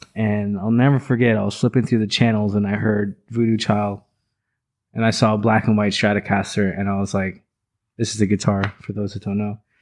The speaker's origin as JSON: {"language": "English", "town": "Orlando", "region": "Florida", "country": "United States", "tie": "born or raised there", "also_born_or_lived": "Los Angeles, California / Orange County, California", "said": "I grew up in Orlando"}